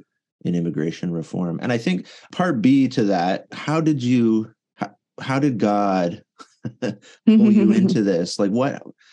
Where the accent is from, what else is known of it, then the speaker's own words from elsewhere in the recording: Canada; I'm Canadian, I'm in Canada